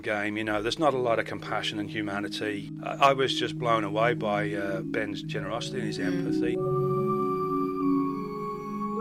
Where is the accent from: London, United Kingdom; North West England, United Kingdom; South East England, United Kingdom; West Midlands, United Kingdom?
West Midlands, United Kingdom; moved away; growing up in the West Midlands in the 70s and 80s